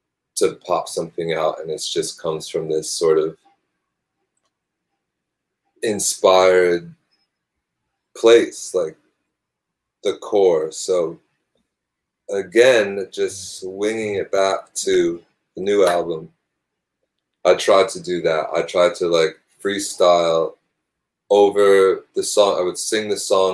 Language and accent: English; Northeast, United States; now in New York City, United States; I grew up in the Northeast